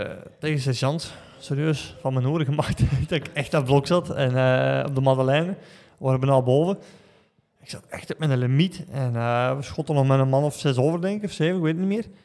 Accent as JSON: {"language": "Dutch", "country": "Belgium", "said": "Dus uh, weet bij als Belg dat zo van, ja"}